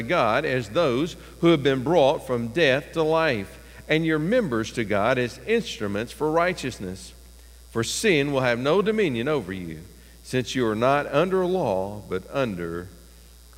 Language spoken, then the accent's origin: English; East Tennessee, United States; When I was growing up in East Tennessee